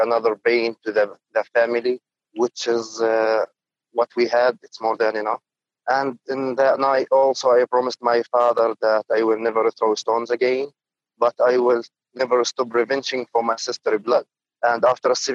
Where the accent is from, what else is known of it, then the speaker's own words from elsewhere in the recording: Jerusalem, East Jerusalem, Palestine; I am a Palestinian guy. I was born in East Jerusalem in 94